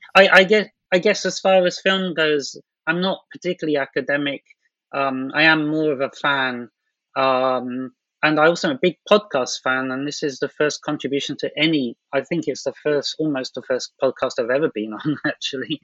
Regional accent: London, United Kingdom; moved away as an adult; now in Japan; I'm from London

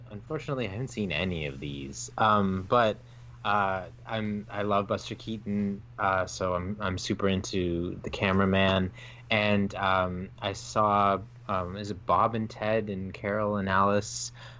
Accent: Canada; as a Canadian up here in Canada

